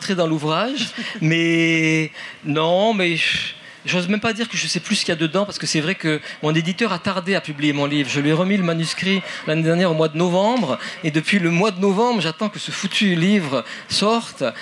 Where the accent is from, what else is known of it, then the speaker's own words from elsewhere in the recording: French Polynesia; Moi, quand j'étais jeune, à Tahiti